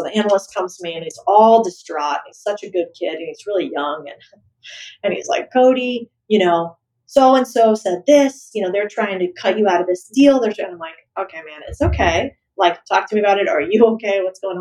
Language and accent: English; Arizona, United States; moved away; also born or lived in El Paso, Texas; we grew up in Arizona